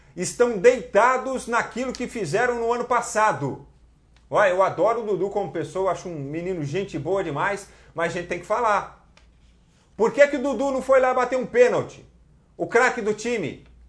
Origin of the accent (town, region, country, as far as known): Santo André, São Paulo, Brazil